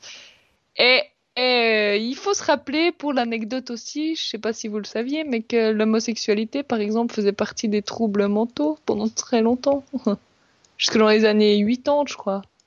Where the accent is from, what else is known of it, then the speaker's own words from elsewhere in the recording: Switzerland; on est suisse